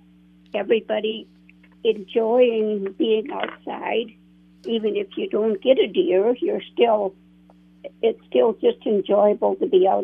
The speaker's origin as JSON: {"language": "English", "town": "Foley", "region": "Minnesota", "country": "United States", "tie": "born or raised there", "said": "I grew up in the Foley area"}